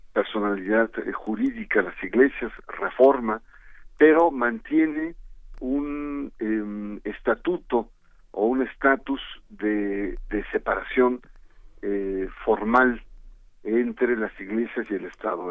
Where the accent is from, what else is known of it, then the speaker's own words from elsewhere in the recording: Mexico; el equilibrio social que hemos alcanzado como mexicanos